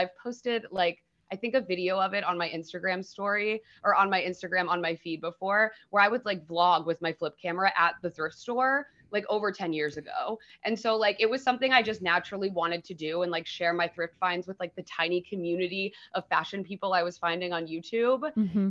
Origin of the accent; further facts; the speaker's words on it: Dayton, Ohio, United States; now in Los Angeles, United States; I grew up in Dayton, Ohio.